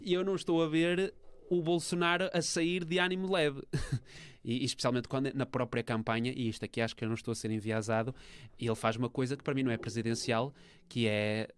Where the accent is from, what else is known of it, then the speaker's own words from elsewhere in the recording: Portugal; enquanto europeu e enquanto português.